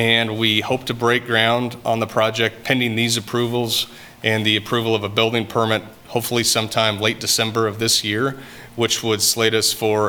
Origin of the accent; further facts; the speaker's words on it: Wichita, Kansas, United States; I'm from Wichita, Kansas